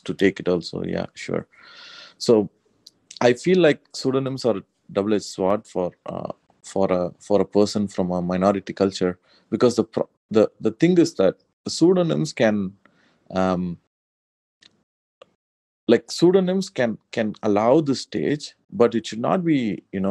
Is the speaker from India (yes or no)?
yes; South India, India; I'm very much from South India